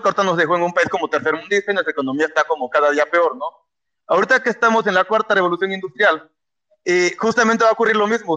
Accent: Mexico

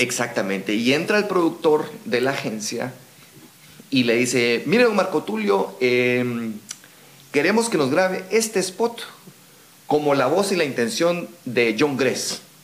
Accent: Guatemala; nuestro acento no digamos guatemalteco

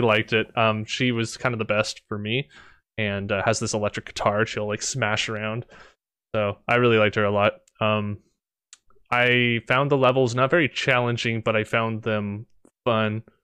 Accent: Canada; I'm Canadian

